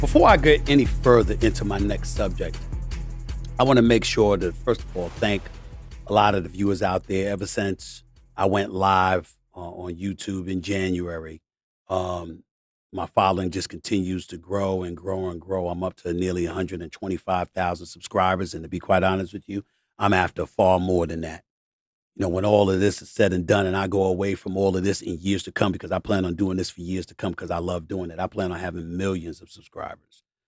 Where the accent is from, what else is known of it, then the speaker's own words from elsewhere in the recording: New York City, New York, United States; also born or lived in Bronx, New York City; as poor as myself and my family were growing up in Hollis, Queens, New York City, born in the Bronx on Hoe Avenue